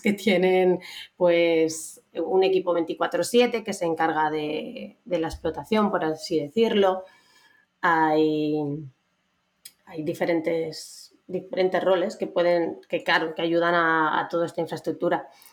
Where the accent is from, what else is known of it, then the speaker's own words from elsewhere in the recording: Aragon, Spain; moved away as an adult; now in Madrid, Spain; soy una maña muy maja que ya lleva una temporadica viviendo en Madrid.